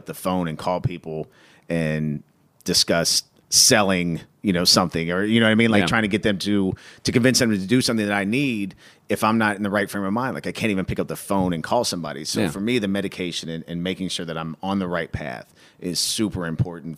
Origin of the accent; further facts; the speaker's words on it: Cincinnati, Ohio, United States; I grew up in Cincinnati, and the west side of Cincinnati is very, very blue collar.